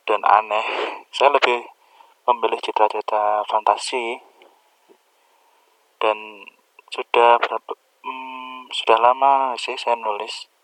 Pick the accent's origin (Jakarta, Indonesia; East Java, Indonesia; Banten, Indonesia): East Java, Indonesia; Kediri; saya lahir di Kediri ya saya anak Kediri terus kemudian saya juga sekolah di Kediri juga di SMP 3 Kediri terus SMA 7 Kediri setelah itu saya kuliah di Stikom Surabaya